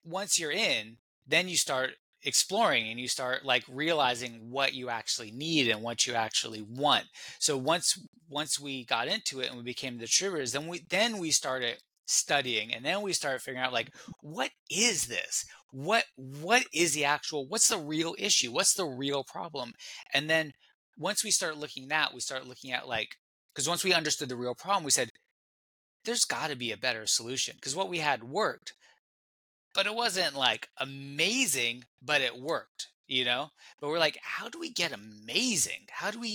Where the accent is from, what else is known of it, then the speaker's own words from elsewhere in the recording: California, United States; I'm from California. I'm still in California, and growing up in California